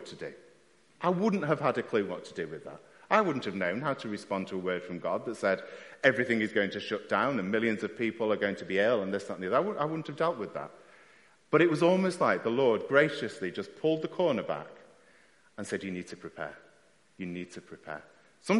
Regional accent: United Kingdom; we're very British at times, keep ourselves to ourselves

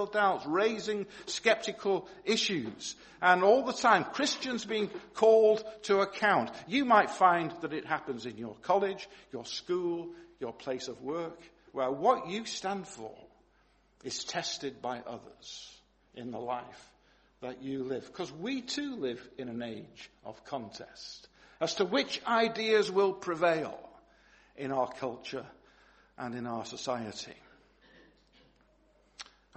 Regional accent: Manchester, North West England, United Kingdom; growing up in Longsight in Manchester

